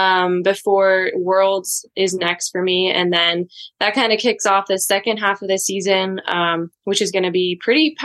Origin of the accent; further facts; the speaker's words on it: Inverness, California, United States; I actually grew up in a really small town in Northern California